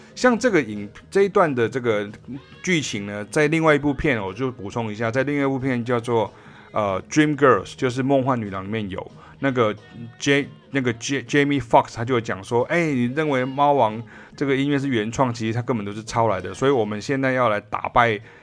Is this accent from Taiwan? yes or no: yes; Taiwan; 我也是台湾乡下长大的这个乡下人啊，我是台湾人哈，在乡，在乡下长大